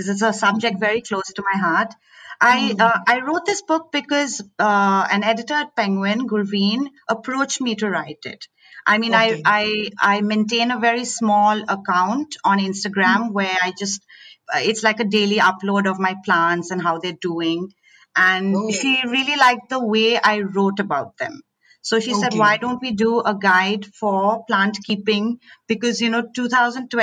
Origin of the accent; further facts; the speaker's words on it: Assam, India; moved away; also born or lived in Delhi; So I grew up in Assam. My parents worked in the tea gardens